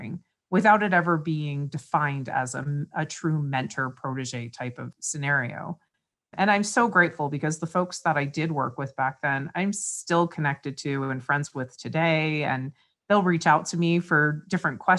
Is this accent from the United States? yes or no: yes; East Coast, United States; moved away as an adult; also born or lived in West Virginia / near Manhattan; now in Reno, United States; I'm from the East Coast originally. I now currently live in Reno